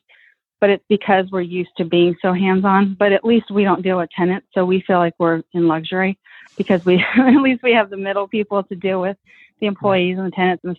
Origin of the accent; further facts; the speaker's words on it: Tucson, Arizona, United States; We're from Tucson, an hour from the border.